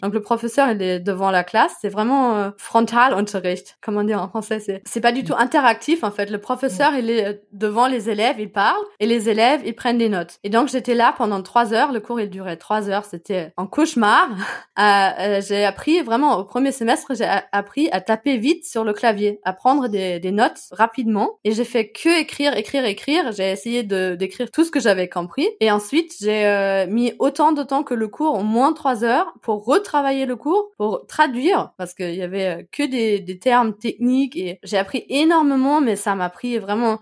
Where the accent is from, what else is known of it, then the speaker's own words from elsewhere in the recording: Bochum, North Rhine-Westphalia, Germany; French is a second language; moved away as an adult; also born or lived in Paris, France; now in Nanterre, France; je viens aussi d'une grande ville euh, moi-même en Allemagne. Je viens de Bochum